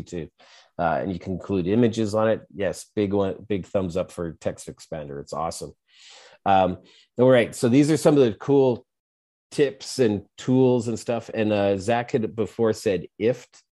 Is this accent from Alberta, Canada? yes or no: yes; Edmonton, Alberta, Canada; I'm from Edmonton